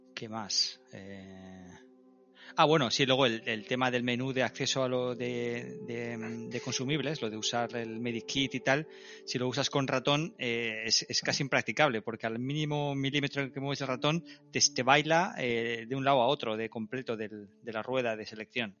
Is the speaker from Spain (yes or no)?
yes; Madrid, Community of Madrid, Spain; also born or lived in Basque Country; Yo soy vasco, nacido en Madrid